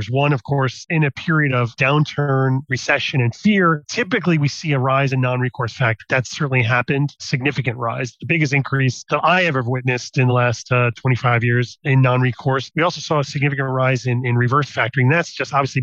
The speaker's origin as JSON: {"language": "English", "country": "United States", "moved": "as an adult", "lives_now": "Netherlands", "said": "I'm American, but I'm based in the Netherlands"}